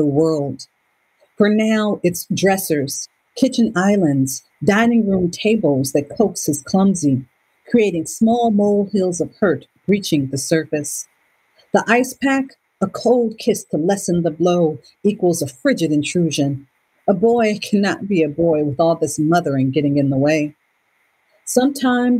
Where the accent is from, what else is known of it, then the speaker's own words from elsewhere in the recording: Cleveland, Ohio, United States; I was born and raised in Cleveland, Ohio